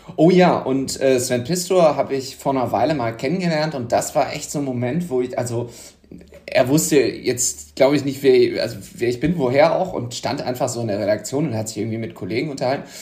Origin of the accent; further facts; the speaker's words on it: Düsseldorf, North Rhine-Westphalia, Germany; ich bin ja gebürtiger Düsseldorfer, aber auch an der Grenze zum Ruhrgebiet aufgewachsen, weil der Stadtteil, wo ich herkomme, ist direkt an der Grenze zu Duisburg